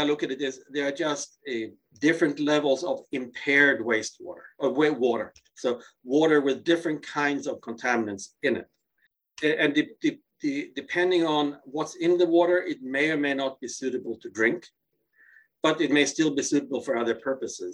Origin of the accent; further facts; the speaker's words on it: Gothenburg, Västra Götaland, Sweden; moved away; my hometown of Gothenburg, Sweden.